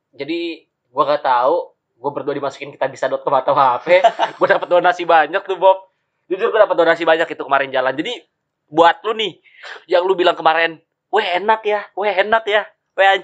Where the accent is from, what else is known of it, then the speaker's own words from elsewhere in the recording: Tangerang, Banten, Indonesia; kalau kita orang Tangerang ya kan.